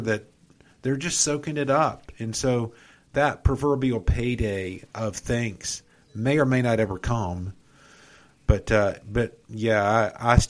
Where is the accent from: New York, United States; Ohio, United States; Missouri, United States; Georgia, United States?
Georgia, United States; Atlanta; I grew up in South Atlanta